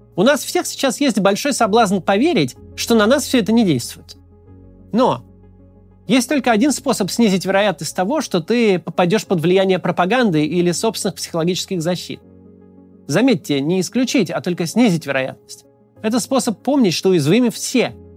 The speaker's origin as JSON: {"language": "Russian", "country": "Russia"}